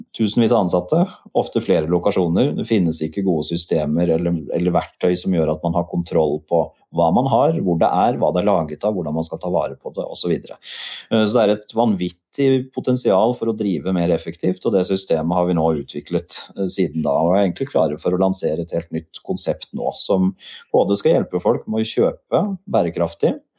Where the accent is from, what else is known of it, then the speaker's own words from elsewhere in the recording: Nesodden, Akershus, Norway; also born or lived in Volda; Jeg var født og oppvokst på Nesodden.